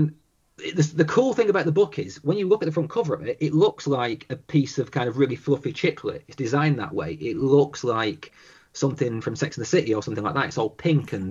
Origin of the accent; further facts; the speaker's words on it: the north of England, United Kingdom; the way we in the north are